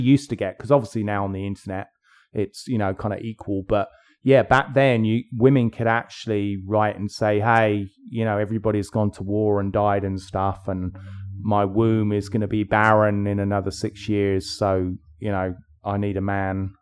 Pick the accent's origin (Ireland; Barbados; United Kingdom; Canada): United Kingdom; England; I'm English